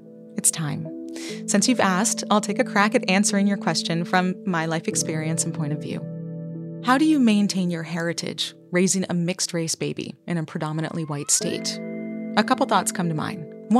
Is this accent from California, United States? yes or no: no; Vermont, United States; What are some of the things that you love about growing up in Vermont? Because I, you know, I'm somebody who longs for a lot of things, but I'm still really grateful for being raised there.